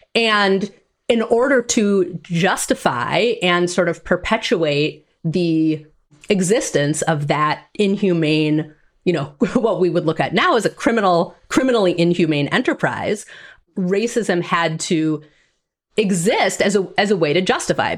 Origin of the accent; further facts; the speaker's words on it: Green Bay, Wisconsin, United States; I grew up in Green Bay, Wisconsin.